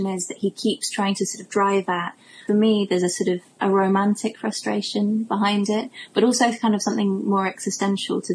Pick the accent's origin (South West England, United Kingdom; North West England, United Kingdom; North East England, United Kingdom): South West England, United Kingdom; Cornwall; now in London, United Kingdom; which is where I'm from Cornwall.